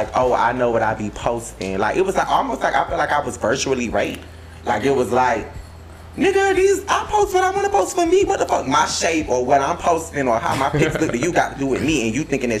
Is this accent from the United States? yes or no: yes; Florida, United States; I'm from Florida